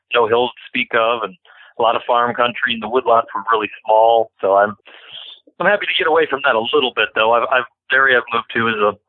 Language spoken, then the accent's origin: English; Bowling Green, Ohio, United States; also born or lived in Norwalk, Ohio; I was born and raised just outside of Bowling Green, Ohio